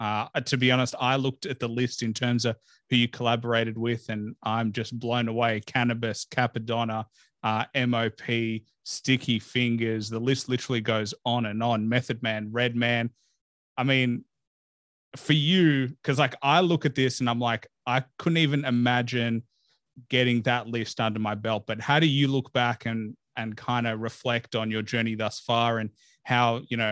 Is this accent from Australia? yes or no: yes; Australia; and I'm an Aussie podcaster, and I happened to interview him only to connect with an Aussie anyway.